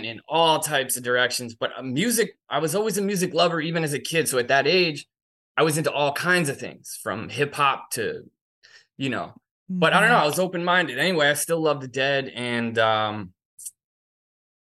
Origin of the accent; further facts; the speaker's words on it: Westchester County, New York, United States; I'm from New York, so it was Westchester County